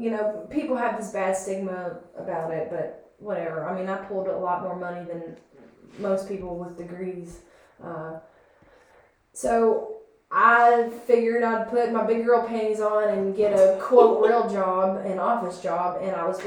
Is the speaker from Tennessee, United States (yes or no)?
no; New Haven, Kentucky, United States; Born and raised in New Haven / Hagerstown, Kentucky, middle of nowhere, pretty much